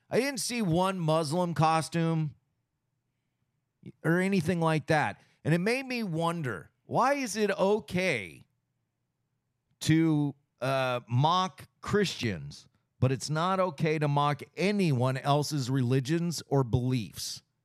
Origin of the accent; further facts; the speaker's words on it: United States; I go back to being a constitutionalist, and I'm an American.